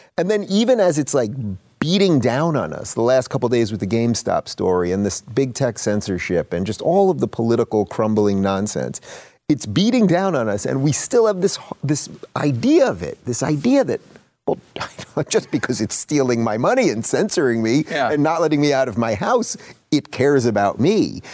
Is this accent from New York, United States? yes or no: yes; New York, United States; I'm from New York, born and born and raised in New York